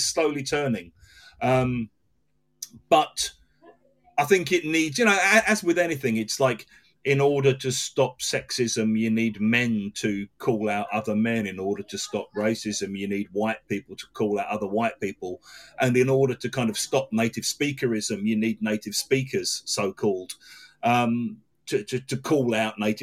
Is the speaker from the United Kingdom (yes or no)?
yes; England, United Kingdom; I've got a passport that says I was born in England